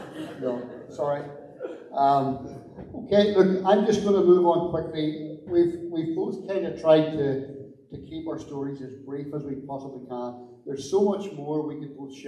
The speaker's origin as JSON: {"language": "English", "town": "Belfast", "region": "Northern Ireland", "country": "United Kingdom", "tie": "born or raised there", "said": "I grew up in North Belfast in Ardoyne with my mum and my dad"}